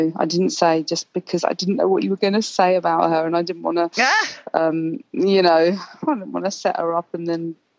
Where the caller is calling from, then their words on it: Surrey, South East England, United Kingdom; I'm calling from England. It's the middle of the night here.